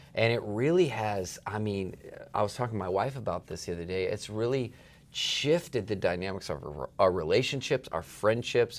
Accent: East Coast, United States; moved away; I spent a lot of time growing up on the East Coast

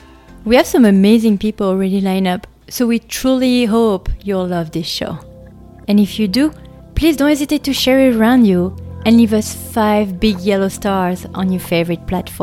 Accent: France; English is a second language; moved away as an adult; now in United States; Yes, you hear an accent. That's because I come from France. I moved to the United States in 2013, and I pretty much never came back.

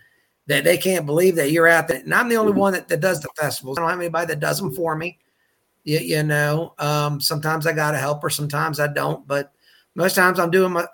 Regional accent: Chesapeake Bay, United States; I'm a seafood guy. I don't cook a lot of seafood, but I am a seafood guy growing up on the Chesapeake Bay.

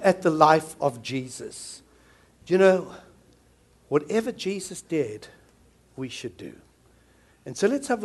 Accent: South Africa; now in New Zealand; Coming from South Africa, I'm South African

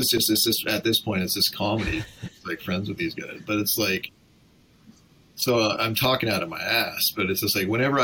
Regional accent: Vancouver, British Columbia, Canada; I'm from Vancouver

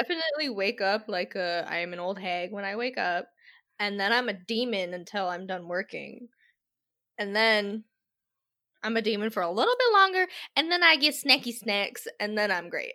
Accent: United States; I am American

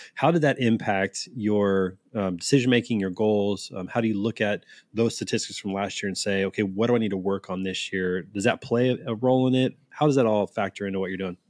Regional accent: Kansas City, Missouri, United States; I am from Kansas City

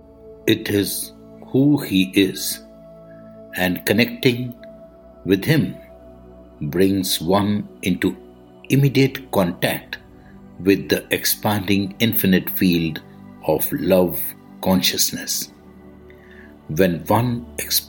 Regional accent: India; I am the Indian monk.

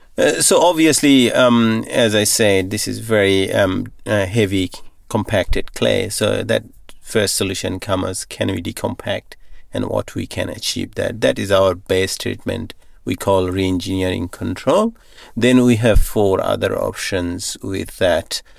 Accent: Bangladesh; moved away as an adult; also born or lived in Thailand; now in Northam, Australia; I grew up in Bangladesh on a little farm

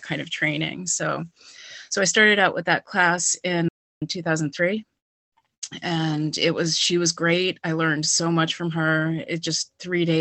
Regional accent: Wellesley, Massachusetts, United States; moved away as an adult; now in Amherst, United States; I'm originally from Wellesley, Mass, but I've been here for about 20 years

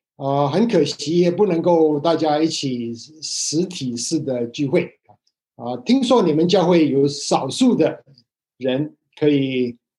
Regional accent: Hong Kong; moved away; 我以前在香港长大的时候学的是繁体字

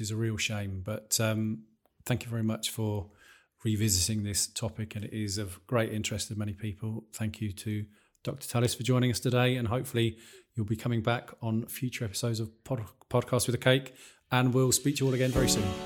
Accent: Peterborough, East of England, United Kingdom; I come from Peterborough

